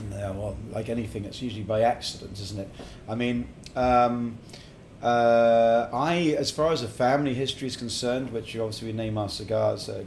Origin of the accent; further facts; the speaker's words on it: England, United Kingdom; also born or lived in Middle East; now in Estonia; yeah I was brought up in England and actually in the Middle East, and my mother's actually Australian. So I'm bouncing all over the place here, and now been in Estonia for my God since 2004.